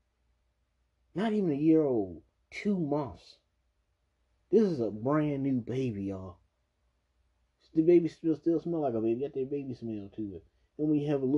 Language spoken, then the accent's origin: English; Maryland, United States; I'm not from DC. I'm from Maryland.